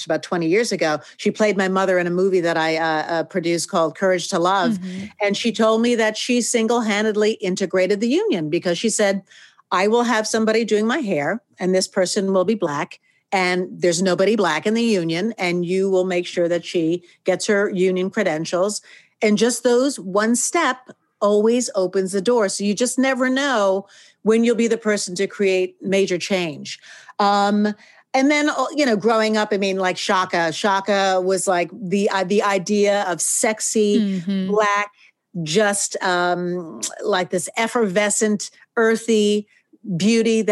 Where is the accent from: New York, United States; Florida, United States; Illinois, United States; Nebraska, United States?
New York, United States; outside; I grew up outside New York, multicultural area